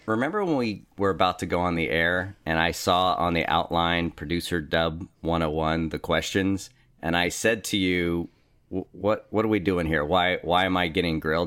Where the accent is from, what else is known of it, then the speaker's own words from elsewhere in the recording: Richmond, California, United States; also born or lived in Norwalk, California; now in Sacramento, United States; East Bay, specifically